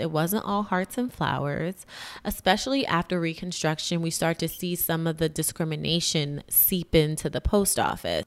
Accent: New York City, New York, United States; also born or lived in Massachusetts; as a New Yorker, as a Harlemite

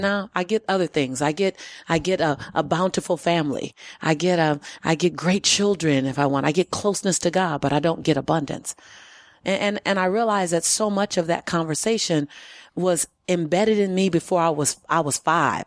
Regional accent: Los Angeles, California, United States; I was born and raised in South Central L

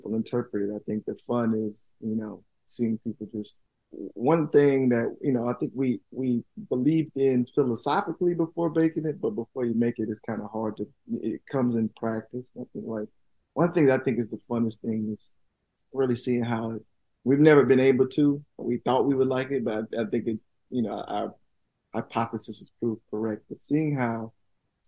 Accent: Tuskegee, Alabama, United States; I'm from Tuskegee.

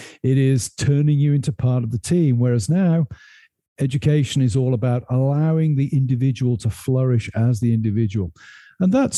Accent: United Kingdom; moved away as an adult; now in United States; I've come to America and been a very different person than I would have been if I'd stayed in the United Kingdom

